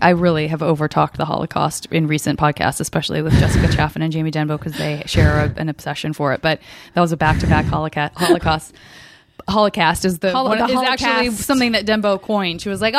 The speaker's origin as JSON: {"language": "English", "town": "Tucson", "region": "Arizona", "country": "United States", "tie": "born or raised there"}